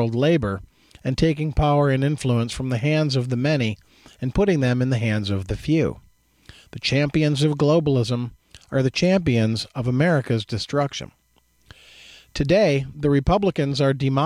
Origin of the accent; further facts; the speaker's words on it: Jackson, Michigan, United States; My experiences growing up in Jackson, where, you know, in my youth, the 60s and 70s, there was a heavy manufacturing base in Jackson